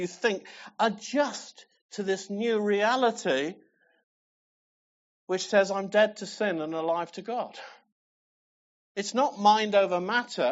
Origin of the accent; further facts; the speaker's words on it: England, United Kingdom; I'm English